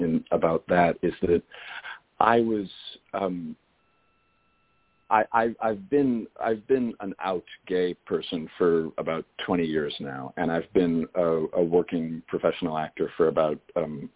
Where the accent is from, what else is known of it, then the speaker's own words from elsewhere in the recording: Los Angeles, California, United States; moved away; also born or lived in Boston / New York; I grew up in L.A.